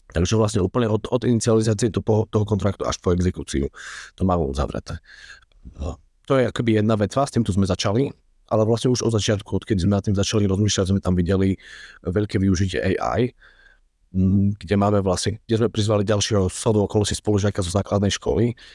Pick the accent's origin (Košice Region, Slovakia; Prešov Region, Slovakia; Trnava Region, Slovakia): Prešov Region, Slovakia; Prešov; moved away as an adult; also born or lived in Bratislava; po nejakých 6 rokoch v Bratislave sme sa vrátili s rodinou na východ vrátili sme sa do Prešova